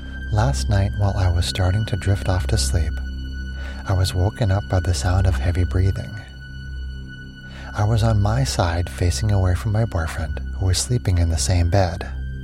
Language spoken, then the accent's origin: English; Minnesota, United States; Like I said, small town in Minnesota. One night, like the same week that I moved back to my home state